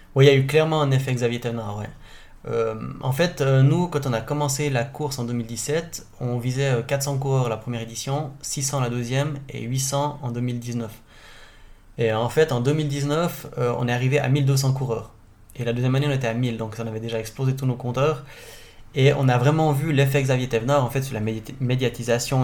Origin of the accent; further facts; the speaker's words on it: Charmey, Fribourg, Switzerland; je viens de charmer